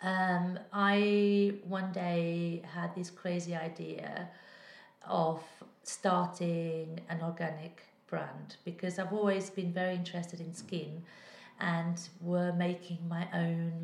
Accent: Portugal; moved away; I was brought up in Portugal where we were taught to interpret our dreams.

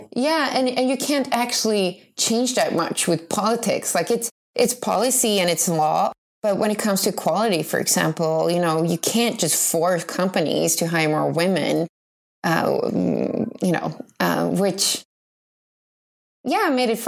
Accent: Jordbro, Stockholm County, Sweden; I come from the suburbs of Stockholm.

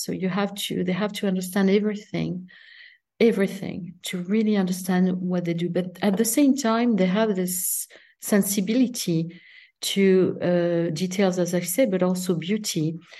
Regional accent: south of France, France; English is a second language; also born or lived in Paris, France / Italy; I was raised in Mediterranean countries, south of France

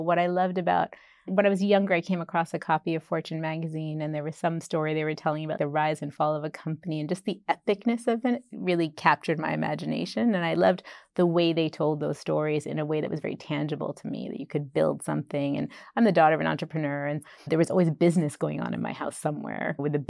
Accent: Boston, Massachusetts, United States; moved away as an adult; also born or lived in Bombay; now in England; I grew up in Boston.

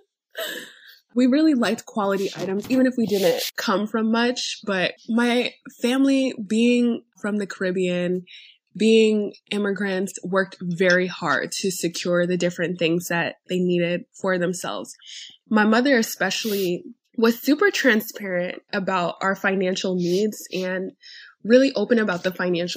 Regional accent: New York City, New York, United States; I am a first generation wealth builder born and raised in New York City

